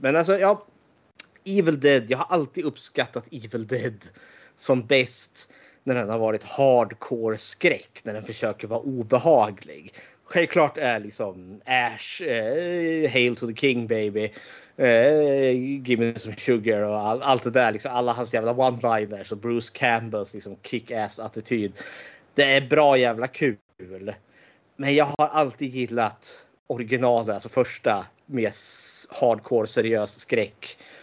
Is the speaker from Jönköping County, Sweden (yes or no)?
no; Eskilstuna, Södermanland, Sweden; född och uppvuxen i Eskilstuna